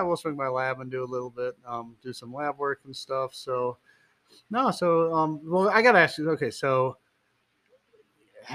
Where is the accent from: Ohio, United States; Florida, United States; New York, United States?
Ohio, United States; now in Reno, United States; when I grew up in Ohio